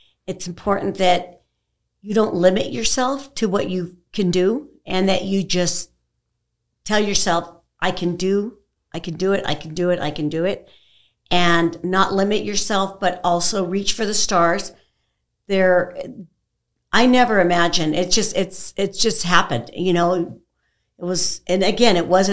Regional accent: California, United States; moved away; I'm originally from California

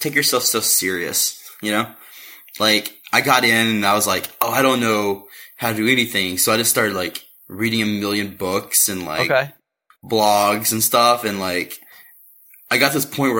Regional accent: Kentucky, United States; now in Chicago, United States; I'm from Kentucky. I'm a white guy from Kentucky

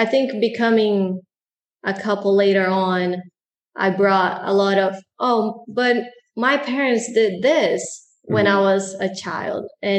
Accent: Brazil; now in United States; Growing up in Brazil is very different than growing up here in the States.

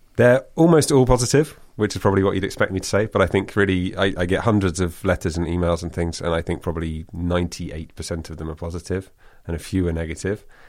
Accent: United Kingdom; moved away as an adult; also born or lived in Rotterdam, Netherlands; now in Netherlands; I'm still British, but I also would feel sort of significantly Dutch

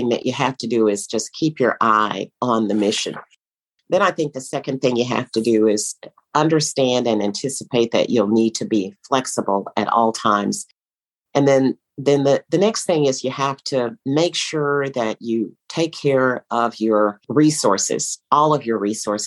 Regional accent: Schulenburg, Texas, United States; moved away as an adult; also born or lived in Austin, Texas / Washington; my hometown, very small town in Schulenburg, Texas, where I grew up

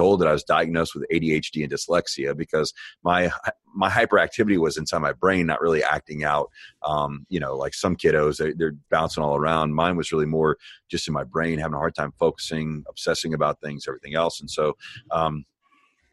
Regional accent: Miami, Florida, United States; now in Texas, United States; I was born in Miami, Florida

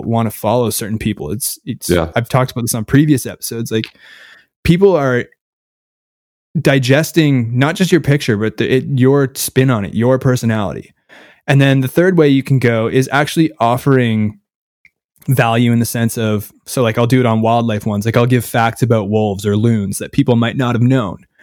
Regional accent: Canada; I'm from Canada

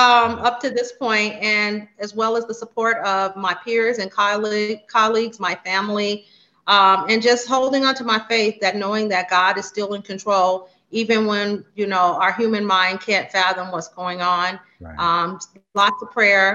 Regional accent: Las Vegas, Nevada, United States; I reside and was born and raised in Las Vegas, Nevada

